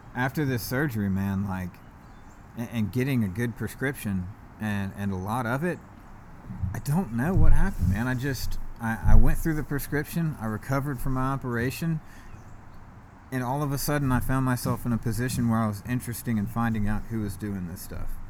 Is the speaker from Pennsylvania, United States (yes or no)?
no; East Cobb, Georgia, United States; I grew up in East Cobb, like, not even 10 minutes from where we're at right now